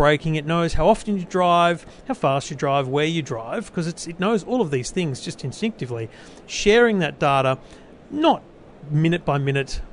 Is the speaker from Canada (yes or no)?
no; Australia; how old I am, that I'm male, and that I'm from Australia.